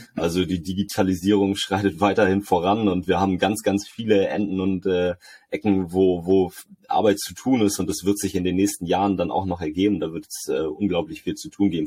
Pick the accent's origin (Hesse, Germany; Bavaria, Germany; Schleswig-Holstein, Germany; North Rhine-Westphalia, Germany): Schleswig-Holstein, Germany; Lübeck; hier in, in der Stadt, wo ich herkomme, in Lübeck